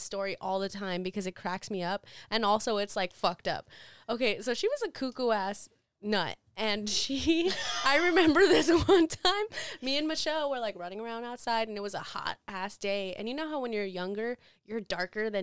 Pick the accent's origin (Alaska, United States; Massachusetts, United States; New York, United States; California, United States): California, United States; Los Angeles; I grew up in South Central